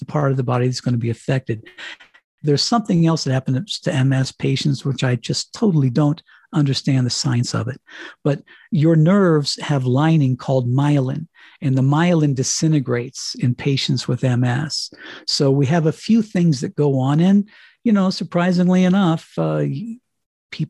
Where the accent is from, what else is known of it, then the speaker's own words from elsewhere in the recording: Colorado, United States; moved away as an adult; also born or lived in Miami; I was in Colorado living in my hometown. I came home here because I figured my high school friends were still in town